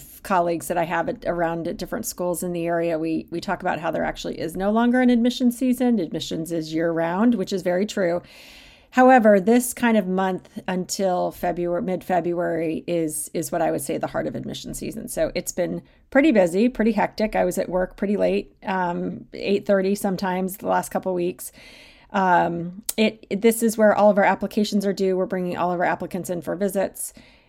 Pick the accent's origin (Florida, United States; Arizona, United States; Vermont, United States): Arizona, United States; now in Baltimore, United States; growing up in Arizona, we certainly didn't have an NFL team